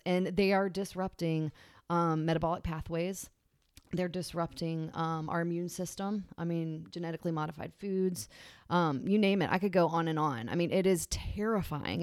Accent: Virginia, United States; also born or lived in Massachusetts; now in Charleston, United States; I grew up in Virginia

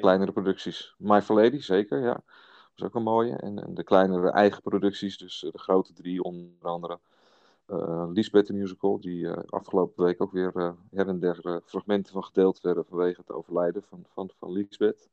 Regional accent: Hillegom, South Holland, Netherlands; ik ben een man uit Hillegom

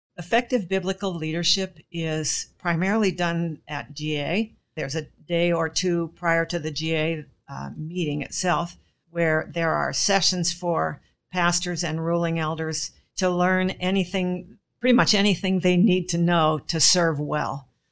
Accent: Gig Harbor, Washington, United States; I'm from Gig Harbor, Washington, which is virtually nowhere compared to the rest of E P C world

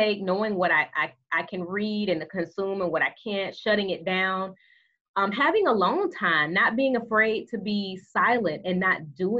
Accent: Alabama, United States; accent: country; I am from Alabama, okay? Mm-hmm. So I am comfortable, so that means that my country accent is going to, like, leap out

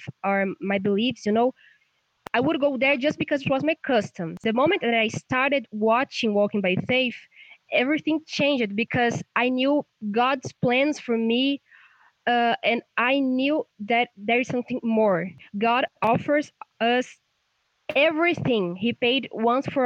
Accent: São Paulo, Brazil; English is a second language; I'm from Brazil, São Paulo.

